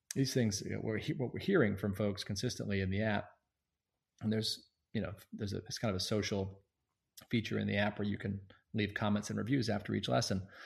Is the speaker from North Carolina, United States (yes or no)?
yes; Sanford, North Carolina, United States; moved away as an adult; also born or lived in St Andrews, Scotland / United Kingdom; now in Bay Area, United States; I grew up in Sanford, North Carolina, near Pinehurst